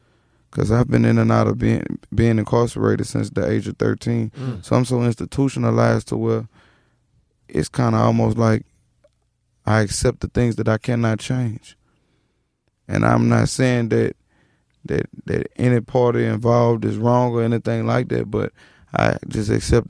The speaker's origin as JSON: {"language": "English", "town": "Baton Rouge", "region": "Louisiana", "country": "United States", "tie": "born or raised there", "also_born_or_lived": "New Orleans", "said": "I was born in New Orleans, but New Orleans. I grew up in Baton Rouge."}